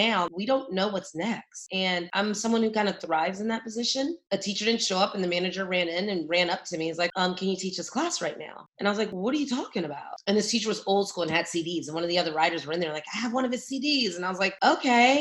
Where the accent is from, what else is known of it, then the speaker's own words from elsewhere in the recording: San Francisco, California, United States; moved away as an adult; also born or lived in New York; now in Los Angeles, United States; I'm from San Francisco, California. That's where I was born and raised